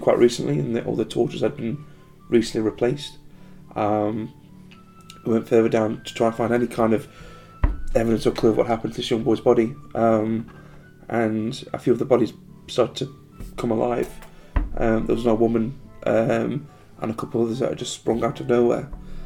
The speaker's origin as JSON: {"language": "English", "country": "United States", "said": "I'm American"}